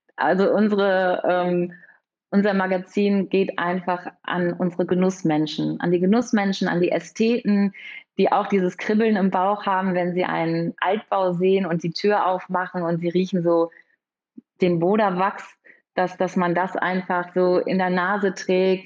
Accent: Münster, North Rhine-Westphalia, Germany; Ich komme aus Münster. Hier haben wir auch unser Büro

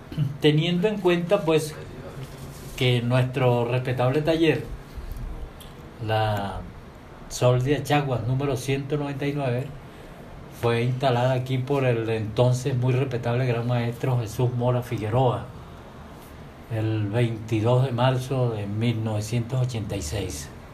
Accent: San Fernando de Apure, Apure, Venezuela; also born or lived in Achaguas; yo vengo de San Fernando

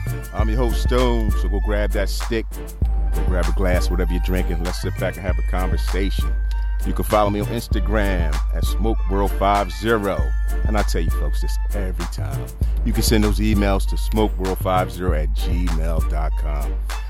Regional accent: Philadelphia, Pennsylvania, United States; I grew up in Philly and Logan, and my house is now trees and woods. They tore it down because the houses were sinking in Logan back in the day.

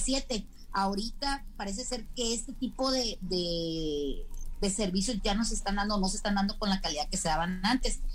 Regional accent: Mexico

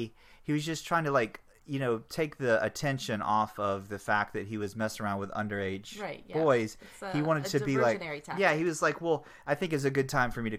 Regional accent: Florida, United States; I'm from Florida, okay?

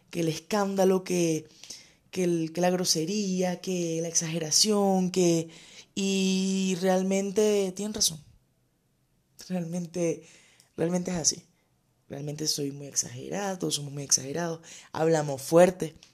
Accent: Cabimas, Zulia, Venezuela; born there; Ah, bueno, nací en Cabimas eh, el 29 de octubre del 91.

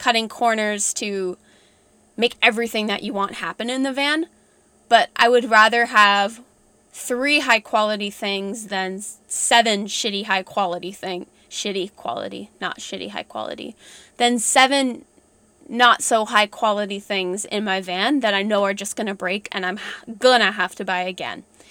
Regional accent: Ontario, Canada; I'm from Ontario

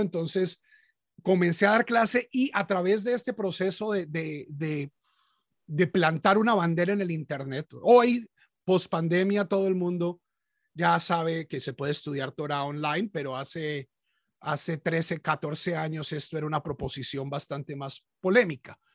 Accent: Bogotá, Colombia; now in United States; yo, como la mayoría de los colombianos, nací católico en una familia de origen antioqueño, pero en Bogotá

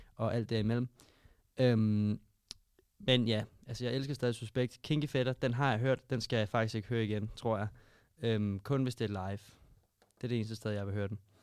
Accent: Albertslund, Capital Region of Denmark, Denmark; Mig og Magnus, vi voksede op i Albertslund

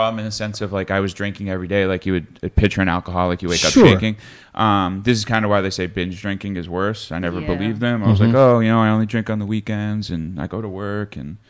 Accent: Massachusetts, United States; moved away as an adult; now in Texas, United States; I'm originally from Massachusetts.

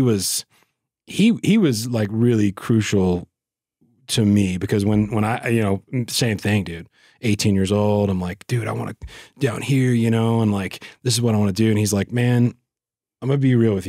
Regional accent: West Monroe, Louisiana, United States; moved away; I grew up in West Monroe, which is, like, northeast Louisiana

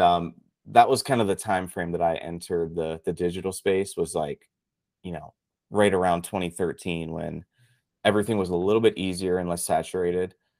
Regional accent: Pittsburgh, Pennsylvania, United States; moved away as an adult; now in Tampa, United States; I grew up actually in Pittsburgh, Pennsylvania

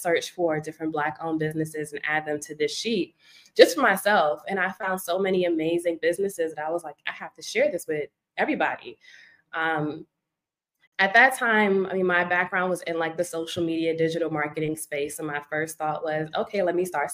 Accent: New York City, New York, United States; I am from Brooklyn, New York

